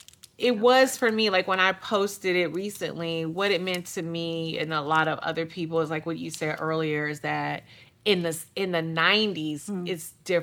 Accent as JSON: {"language": "English", "town": "Detroit", "region": "Michigan", "country": "United States", "tie": "born or raised there", "said": "I grew up in Detroit, so it wasn't a lot going on."}